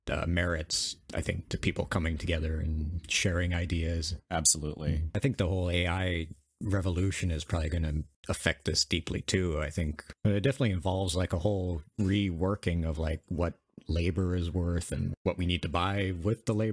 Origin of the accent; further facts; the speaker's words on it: United States; we're American.